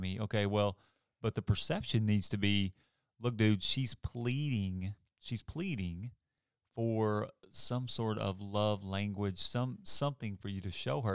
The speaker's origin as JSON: {"language": "English", "region": "Arkansas", "country": "United States", "moved": "yes", "said": "I'm from Arkansas"}